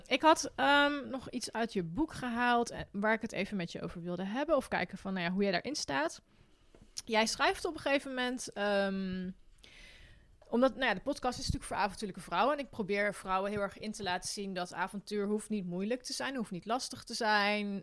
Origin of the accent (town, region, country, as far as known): Netherlands